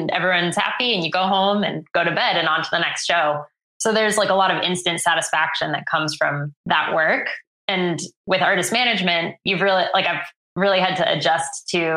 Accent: Worcester, Massachusetts, United States; I grew up in Worcester, Mass

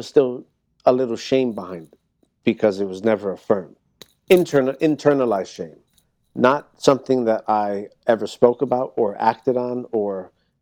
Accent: New York, United States; also born or lived in Miami, Florida / Washington Heights / Hell's Kitchen; I was born in Miami and I grew up in New York

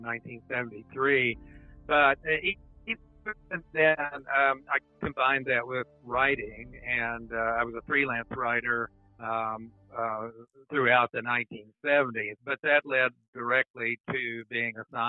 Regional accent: Coalwood, West Virginia, United States; when we grew up, Colwood was a very hardworking town

